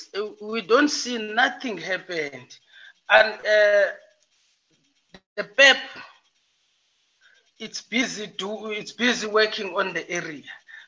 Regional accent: Breede Valley, Western Cape, South Africa; again, Ward Councillor of Ward 16. I'm from Breede Valley Municipality.

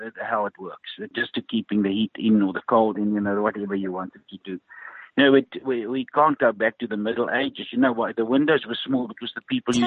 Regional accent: Ermelo, Mpumalanga, South Africa; I grew up in Ermelo

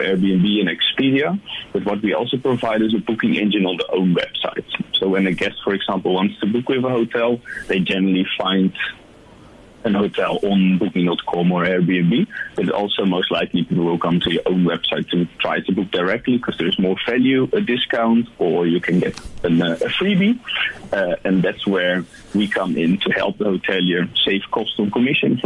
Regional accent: Netherlands; now in South Africa; You can hear I'm from the Netherlands, or I don't know if you could hear it, but I'm from a different country. I immigrated here.

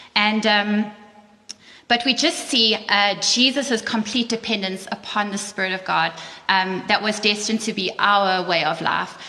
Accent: South Africa; moved away; we're from South Africa too

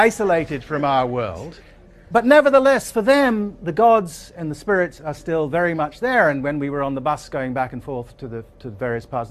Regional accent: Asante, Ashanti, Ghana; the country that I grew up in, Ghana, the society that I grew up in, Asante

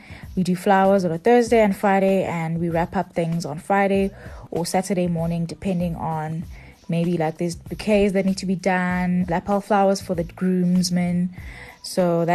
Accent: Pietermaritzburg, KwaZulu-Natal, South Africa; a 30-year-old floral designer born and bred in Pietermaritzburg. I own a tabletop decor and floral design company.

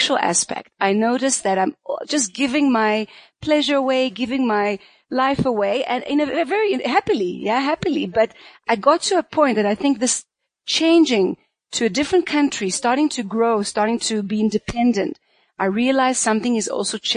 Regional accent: Israel; moved away as an adult; also born or lived in South Africa; I was born in Israel, and I grew up there till I was 30, actually

